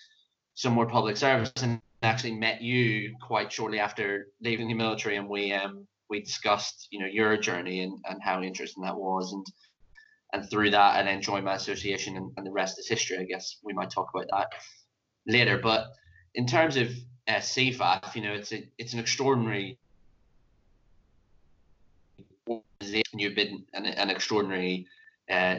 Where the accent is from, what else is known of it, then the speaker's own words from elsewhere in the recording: Northern Ireland, United Kingdom; moved away; as you can probably tell from my accent, I was born in Northern Ireland